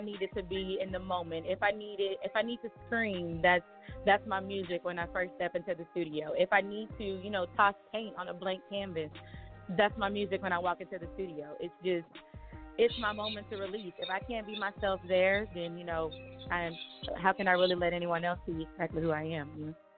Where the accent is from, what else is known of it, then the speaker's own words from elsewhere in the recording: Chattanooga, Tennessee, United States; I'm from Chattanooga, Tennessee